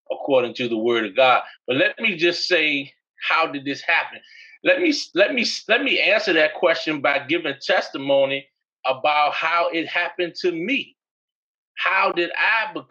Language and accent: English; New York, United States; also born or lived in Massachusetts; as I was growing up in New York and Massachusetts, when I moved to Virginia.